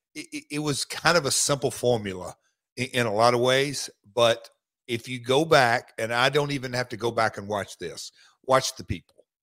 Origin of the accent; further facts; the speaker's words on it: Nashville, Tennessee, United States; living and growing up in Nashville